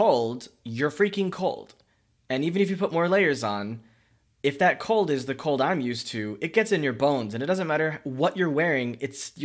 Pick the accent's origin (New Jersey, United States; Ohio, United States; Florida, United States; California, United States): Florida, United States; Miami; moved away as an adult; also born or lived in Central China; I was raised in Miami. I was in South Florida, North Florida for the first 18, 22 years.